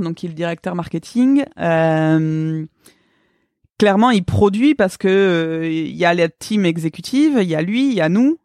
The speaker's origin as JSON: {"language": "French", "town": "Pau", "region": "Nouvelle-Aquitaine", "country": "France", "tie": "born or raised there", "also_born_or_lived": "Vancouver", "said": "j'ai grandi à Pau"}